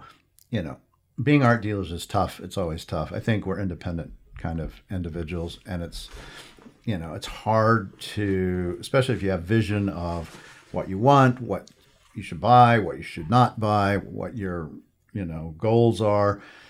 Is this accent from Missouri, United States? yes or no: no; New Mexico, United States; I'm from New Mexico, so there's something there. Clearly, I still feel as if I'm a New Mexican, regardless, and that will never change, I guess.